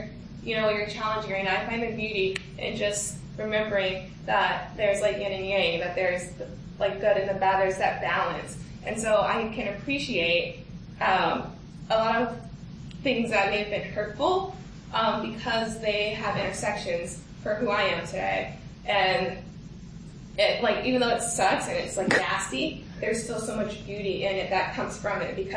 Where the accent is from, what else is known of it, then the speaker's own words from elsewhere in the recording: United States; being American and being African American